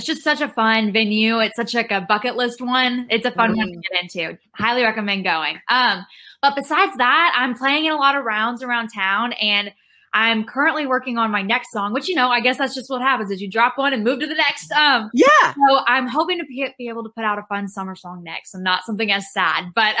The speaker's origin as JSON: {"language": "English", "town": "Rockwall", "region": "Texas", "country": "United States", "moved": "yes", "lives_now": "Nashville, United States", "said": "I am from Rockwall, Texas, which is a small town east of Dallas, but I live in Nashville now."}